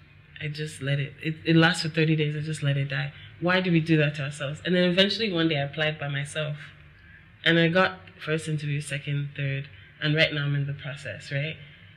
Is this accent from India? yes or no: no; Nigeria; I think that also growing up in Nigeria, from what I've experienced with people, we and they, I can say we because I'm here too